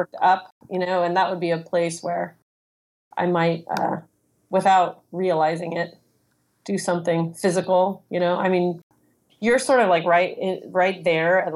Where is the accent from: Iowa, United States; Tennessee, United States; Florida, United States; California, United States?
California, United States; Los Angeles; I grew up in Hollywood, just the sort of the youngest of three kids